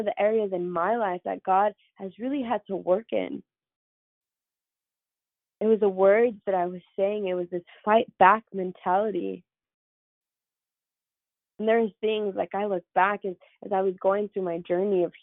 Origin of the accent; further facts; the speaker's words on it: San Jose, California, United States; I grew up on the east side. I'm from San Jose, and if you're from the area, you know I grew up on McLaughlin Avenue